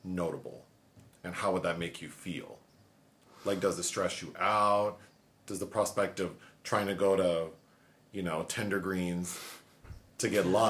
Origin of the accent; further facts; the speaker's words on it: Los Angeles, California, United States; growing up in Los Angeles, living here now